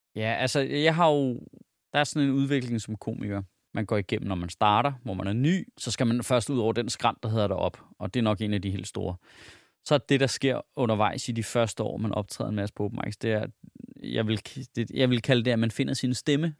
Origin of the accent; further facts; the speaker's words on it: Denmark; som dansker